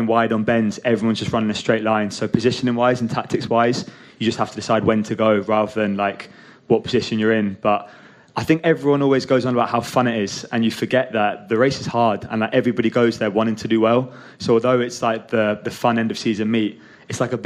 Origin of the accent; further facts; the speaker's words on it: Scotland, United Kingdom; growing up in Scotland